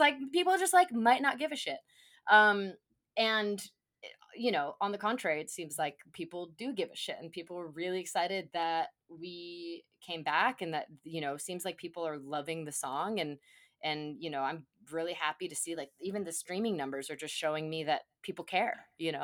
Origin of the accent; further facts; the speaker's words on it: Phoenix, Arizona, United States; it's our hometown of Phoenix, and, and the main and our band, …, we're from Phoenix, we're Phoenix-based bands